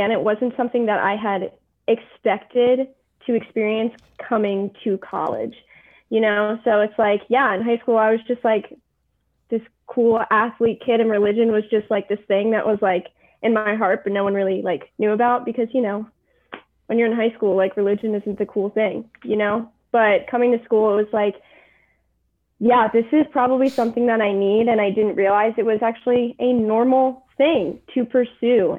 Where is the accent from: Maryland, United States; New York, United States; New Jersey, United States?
New Jersey, United States; moved away as an adult; now in Nashville, United States; I'm from New Jersey, but currently I am a junior at Vanderbilt